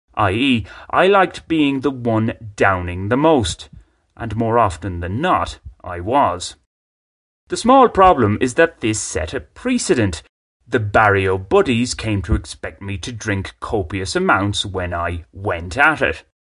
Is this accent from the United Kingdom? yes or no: no; Ireland; moved away as an adult; now in Bogotá, Colombia; As somebody who grew up in rural Ireland